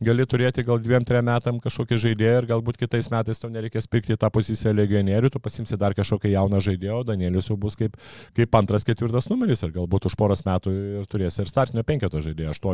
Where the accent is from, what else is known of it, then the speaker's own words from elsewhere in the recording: Lithuania; kadangi esu lietuvis